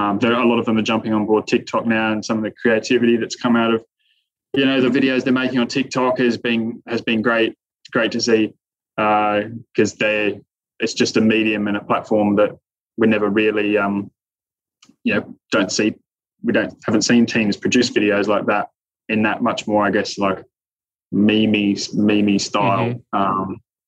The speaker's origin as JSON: {"language": "English", "country": "Australia", "said": "You know, you watching, as an Australian, watching Piastri last year"}